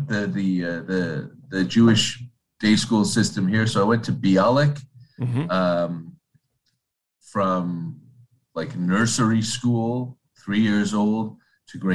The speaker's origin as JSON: {"language": "English", "town": "Toronto", "region": "Ontario", "country": "Canada", "tie": "born or raised there", "said": "that's where I was born, grew up in Toronto, have lived in Toronto for basically my entire life"}